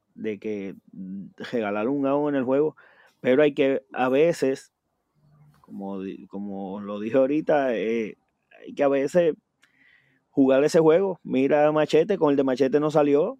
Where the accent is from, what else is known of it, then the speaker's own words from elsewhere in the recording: Puerto Rico; nosotros como puertorriqueños